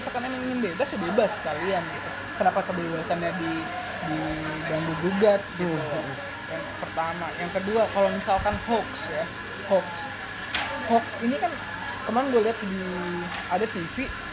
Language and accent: Indonesian; Sumatra, Indonesia; moved away; gua uh, bukan orang Jawa hmm. gua orang Sumatera